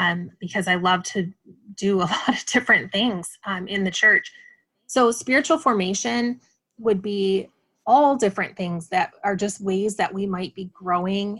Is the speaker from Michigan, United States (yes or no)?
yes; West Michigan, United States; moved away as an adult; also born or lived in West Coast / Grand Rapids; I grew up in West Michigan